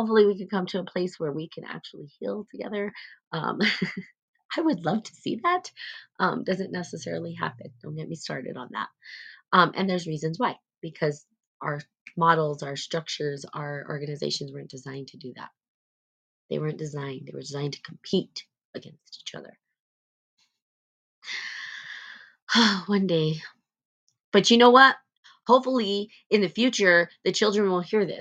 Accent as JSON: {"language": "English", "region": "New Mexico", "country": "United States", "tie": "born or raised there", "said": "I'm from New Mexico, and I was born and raised here."}